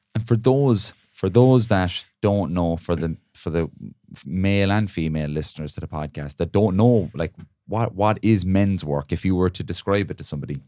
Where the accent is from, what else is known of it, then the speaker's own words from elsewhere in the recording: Ireland; cultural thing for us as Irish people